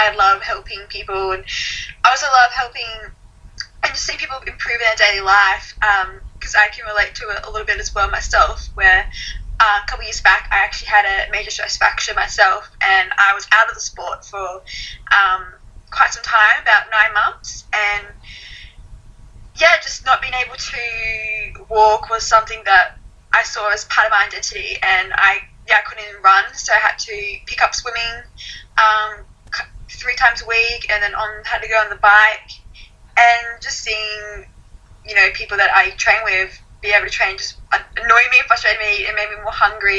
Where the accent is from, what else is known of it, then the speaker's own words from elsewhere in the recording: Gold Coast, Queensland, Australia; I'm from the Gold Coast, so, I go to the beach or go to cafes